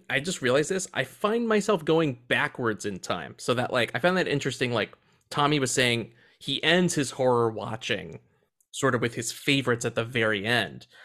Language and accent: English; New Orleans, Louisiana, United States; my hometown new orleans